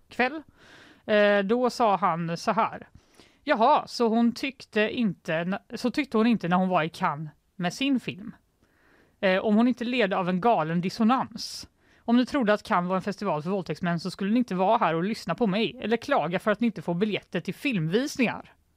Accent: Sweden; Jag är svensk

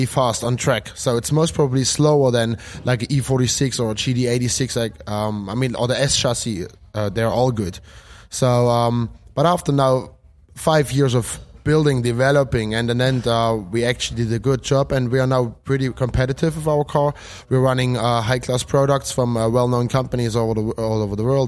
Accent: Germany; moved away as an adult; now in Finland; I'm from Germany originally. Now I'm living in Finland for 5 years now already.

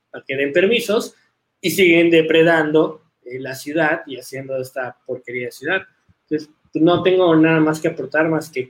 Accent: Yucatán, Mexico; a pesar de que soy yucateco, luego la gente me tacha de chilango

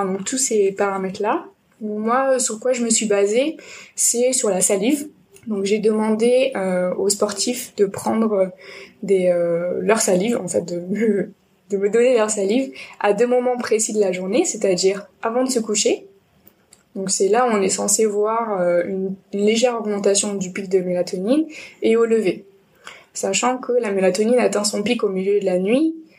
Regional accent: Nîmes, Occitania, France; now in Bordeaux, France; Je suis originaire de Nîmes et j'ai un peu voyagé de partout dans le monde et en France. Et finalement, je suis arrivée à Bordeaux

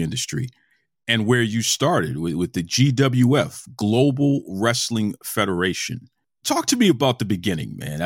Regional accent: Boston, Massachusetts, United States; I'm from Boston. Born and raised

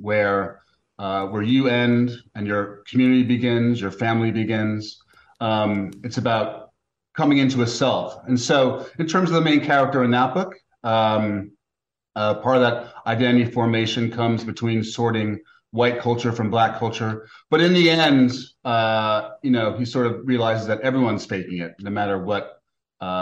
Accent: New York City, New York, United States; my hometown

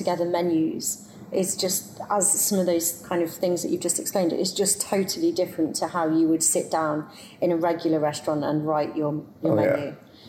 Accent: England, United Kingdom; I'm English.

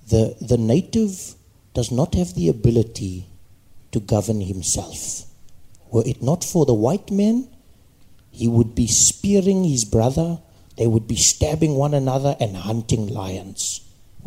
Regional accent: Soweto, Gauteng, South Africa; I grew up in Soweto

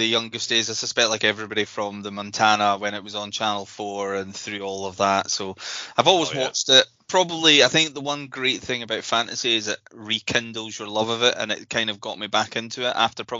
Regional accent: Edinburgh, Scotland, United Kingdom; The Auchingane area of Edinburgh.

